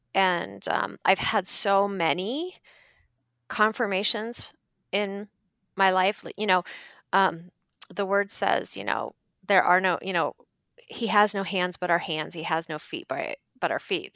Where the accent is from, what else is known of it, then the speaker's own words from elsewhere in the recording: Ohio, United States; now in Minneapolis, United States; so we're from Ohio and we live now in Minneapolis